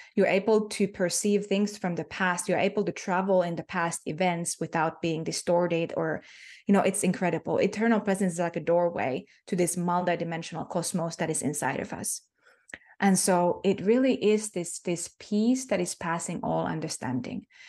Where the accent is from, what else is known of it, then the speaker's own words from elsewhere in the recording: Finland; first language Finnish; English is a second language; Finnish is my native tongue